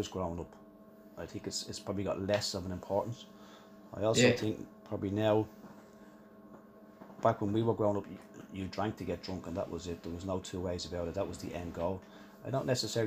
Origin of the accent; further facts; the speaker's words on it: Ireland; we're Irish